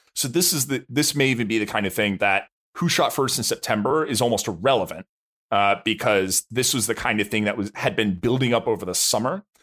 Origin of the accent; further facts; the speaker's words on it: United States; I as an American